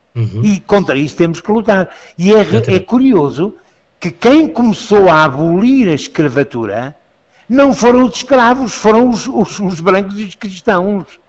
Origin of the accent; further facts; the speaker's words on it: Lisbon, Portugal; eu sou jesuíta, eu sou lisboeta